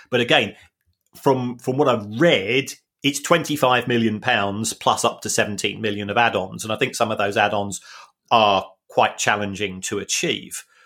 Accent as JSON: {"language": "English", "region": "London", "country": "United Kingdom", "said": "we are both from South London, working class families"}